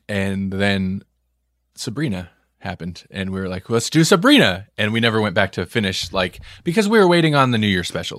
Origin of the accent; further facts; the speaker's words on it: Nebraska, United States; we're from Nebraska